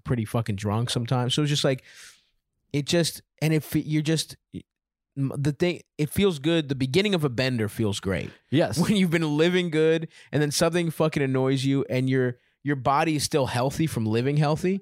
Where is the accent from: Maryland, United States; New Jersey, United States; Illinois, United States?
Maryland, United States; Baltimore; I grew up in Baltimore